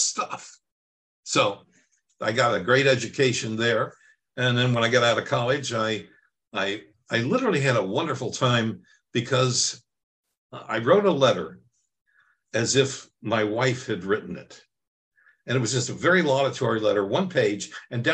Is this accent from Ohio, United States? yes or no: yes; Cincinnati, Ohio, United States; moved away as an adult; also born or lived in New York / Minneapolis; I grew up in Cincinnati, Ohio